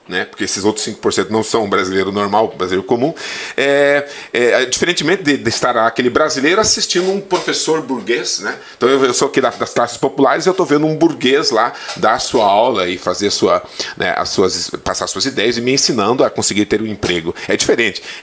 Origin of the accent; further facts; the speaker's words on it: São Miguel do Oeste, Santa Catarina, Brazil; E então eu nasci em Santa Catarina, sou Miguel do Oeste, e meu pai, minha família é toda gaúcha, eu sou o único catarinense, sabe?